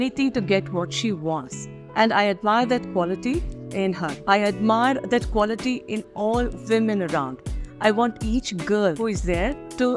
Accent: a little village past Mangalore, Karnataka, India; first language Kannada; English is a second language; moved away; also born or lived in Bangalore; Now, I'm from a little village past Mangalore. We are from there. We are what you call as Havyaks. We speak old Kannada.

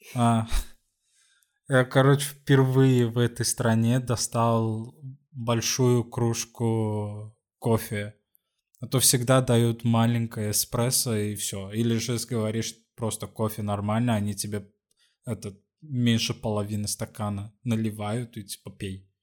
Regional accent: Sweden; now in Lisbon, Portugal; из Швеции

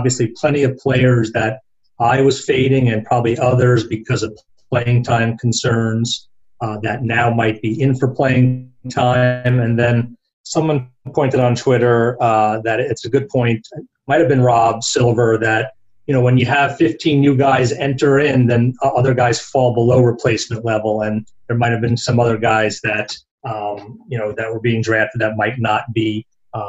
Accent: New Jersey, United States; moved away; also born or lived in Brooklyn, New York; I grew up back in New Jersey, born in Brooklyn

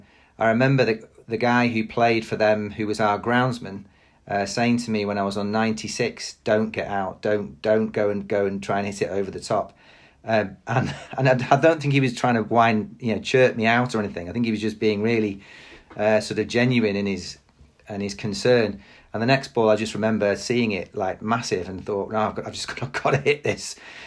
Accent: Stourbridge, West Midlands, United Kingdom; born there; I wasn't born down in that area, but I was born in the Black Country. So a little village little town now called Stourbridge.

